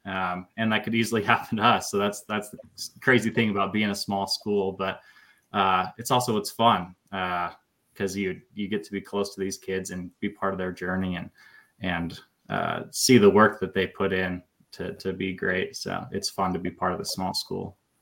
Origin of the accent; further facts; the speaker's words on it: Gooding, Idaho, United States; now in Fairfield, United States; I grew up in Gooding. That's where I graduated from and lived till I went to college